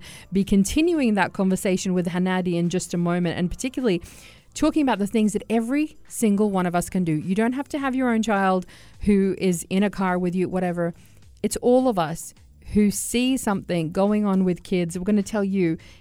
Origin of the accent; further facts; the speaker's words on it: Australia; now in United Arab Emirates; I come from Australia.